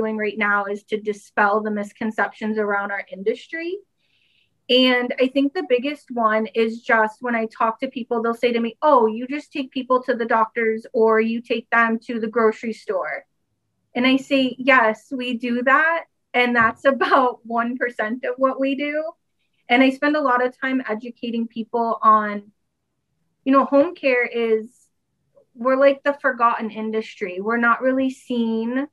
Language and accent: English; Fort Lauderdale, Florida, United States; also born or lived in Maryland / Michigan; now in Florida, United States; So I was born and raised in Fort Lauderdale